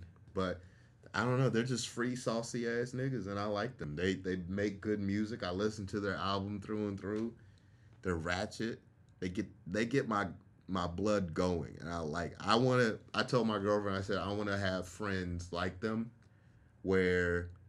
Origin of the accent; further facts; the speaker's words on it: Florida, United States; also born or lived in Washington, D.C.; I'm a military kid, so I grew up in Florida and D.C.